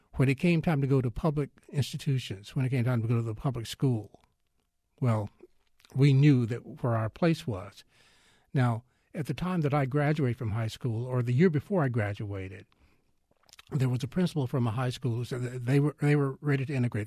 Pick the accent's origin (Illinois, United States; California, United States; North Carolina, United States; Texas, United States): Texas, United States; I am Texan all the way